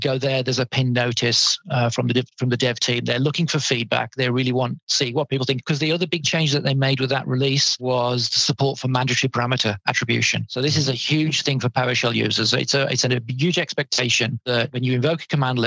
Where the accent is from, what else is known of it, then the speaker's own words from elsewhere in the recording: United Kingdom; I'm a Brit